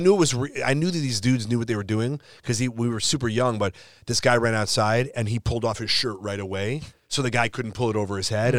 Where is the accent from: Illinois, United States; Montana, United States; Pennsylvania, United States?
Illinois, United States; also born or lived in Chicago; now in Los Angeles, United States; I'm from Illinois